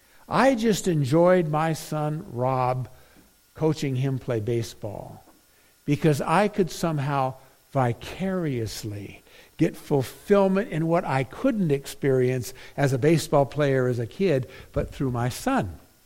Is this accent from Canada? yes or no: no; Philippines; now in United States; I grew up in the Philippines, a missionary's kid. And man, could I play basketball. But when we came to the States, baseball was what they played in the summer.